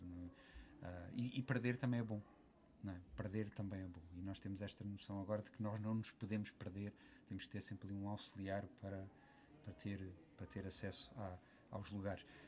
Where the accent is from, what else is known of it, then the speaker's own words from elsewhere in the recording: Lisbon area, Portugal; Eu não sou de Lisboa, apesar de ter, ter nascido na, na maternidade Alfredo da Costa, como metade de Portugal, mas uh, sempre vivi fora da cidade